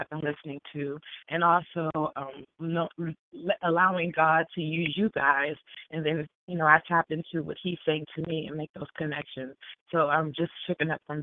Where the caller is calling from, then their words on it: Maryland, United States; I'm calling from Maryland, the Washington, D.C. area